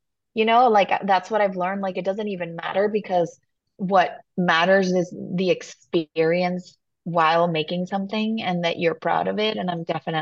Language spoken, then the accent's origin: English; Mexico; I'm from Mexico, you know, like the heat is my like my natural habitat